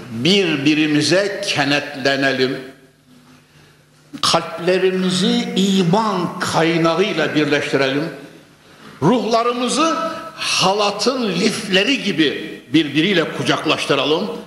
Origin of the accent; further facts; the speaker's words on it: Konya, Turkey; born there; Konya'da şu haykırılan ezan sesleri içerisinde doğmuşuz